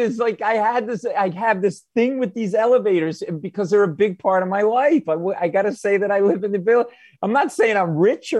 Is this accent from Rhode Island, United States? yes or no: yes; Providence, Rhode Island, United States; now in New York, United States; I grew up in Providence. I'm not like a New Yorker. I mean, I got my whole family still in Rhode Island. My mother, everybody's up there.